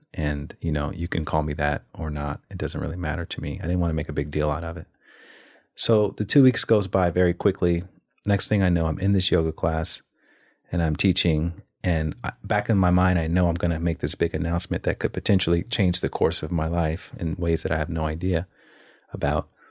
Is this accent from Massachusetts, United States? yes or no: no; Alabama, United States; moved away; also born or lived in New York / Los Angeles; I'm from Alabama